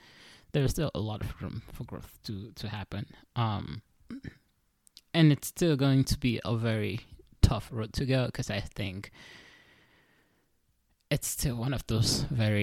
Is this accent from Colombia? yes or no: no; Cameroon; now in United States; I was born in Cameroon, right? And then I moved to the United States. Then I went to school here